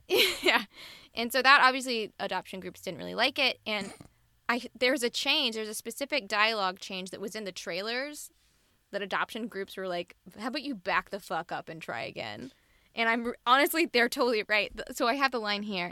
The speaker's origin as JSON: {"language": "English", "region": "Mississippi", "country": "United States", "said": "I'm from Mississippi where you rub some dirt on it."}